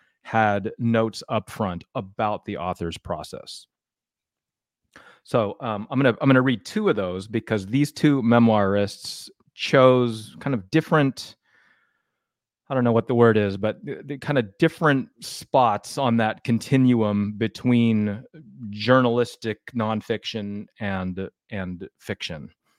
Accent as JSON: {"language": "English", "region": "Connecticut", "country": "United States", "tie": "born or raised there", "said": "My friend Rich and I grew up together in Connecticut, diehard baseball fans."}